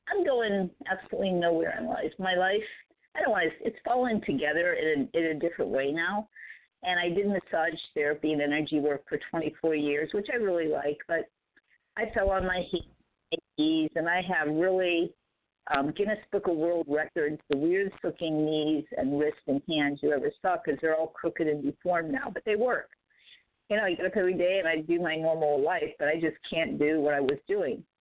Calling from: San Diego, California, United States; Hey guys, this is … in San Diego.

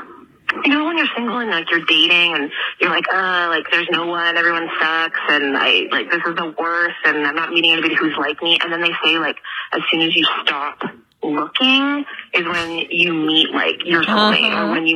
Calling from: Toronto, Ontario, Canada; I'm calling from Toronto.

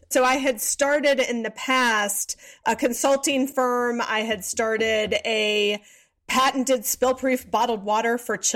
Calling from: Atlanta, Georgia, United States; I am in Atlanta, Georgia.

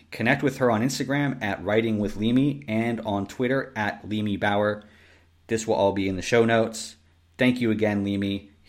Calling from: Austria; I'm calling from Austria.

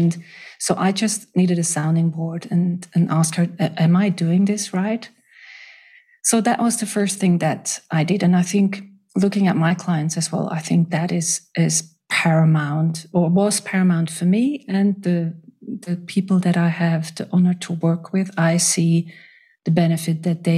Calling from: Switzerland; I'm joining from Switzerland.

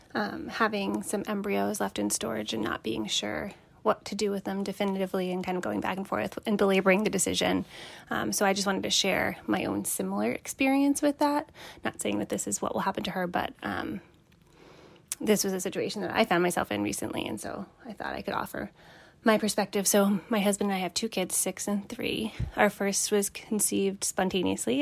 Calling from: Boston, Massachusetts, United States; I'm calling from the Boston area

